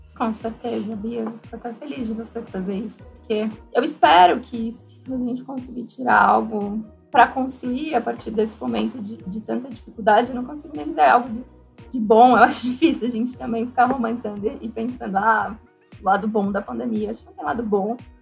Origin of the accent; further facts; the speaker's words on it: São Paulo, Brazil; Se eu, que vim de São Paulo, já ficava impactada